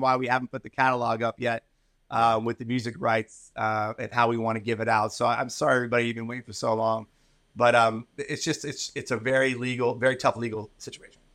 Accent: Philadelphia, Pennsylvania, United States; I grew up in the East Coast and Philly

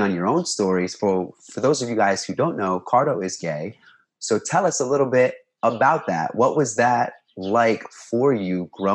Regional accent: Mystic, Connecticut, United States; moved away as an adult; now in New York City, United States; I was living back in my hometown, Mystic, Connecticut

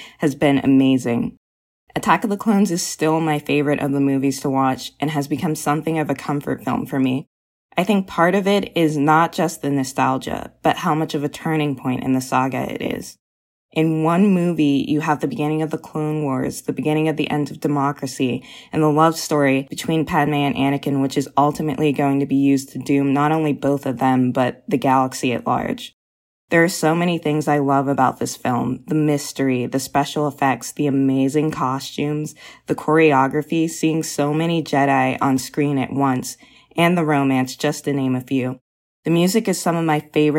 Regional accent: Pittsburgh, Pennsylvania, United States; I'm from Pittsburgh, PA

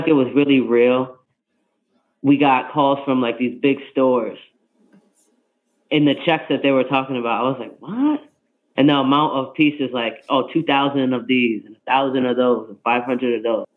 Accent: New York, United States; I'm from New York

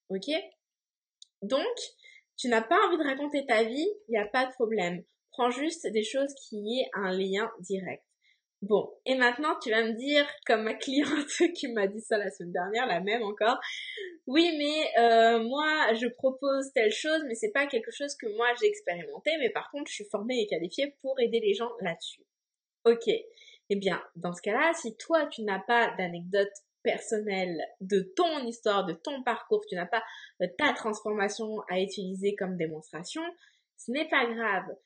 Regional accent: France; moved away as an adult; now in Montreal, Canada; je suis une Française installée à Montréal

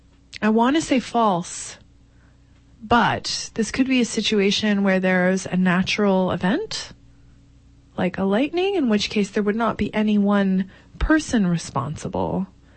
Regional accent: Grimsby, Ontario, Canada; also born or lived in Toronto; I'm originally from Ontario, Canada. I grew up in a town called Grimsby, but spent most of my adult human life, as opposed to adult cat life, in Toronto.

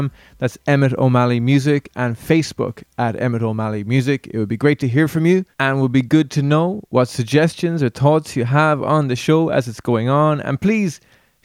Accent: County Galway, Connacht, Ireland; I'm from County Galway myself

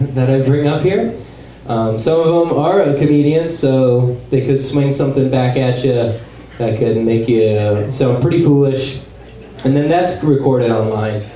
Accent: Wahoo, Nebraska, United States; moved away; also born or lived in Lincoln, Nebraska; I lived, uh, grew up in a small town called Wahoo, Nebraska

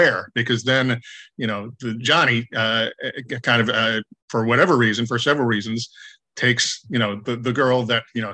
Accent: Chicago, Illinois, United States; moved away as an adult; also born or lived in Ohio; now in Los Angeles, United States; I grew up in Chicago area

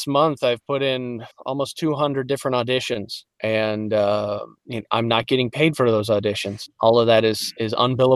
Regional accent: Detroit, Michigan, United States; accent: Midwestern; also born or lived in Alaska; I'm from Detroit, Michigan

